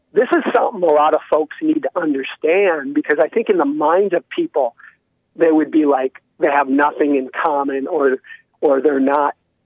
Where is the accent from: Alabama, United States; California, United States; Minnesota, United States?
Minnesota, United States; Yeah, that's my home state. That's where I was born.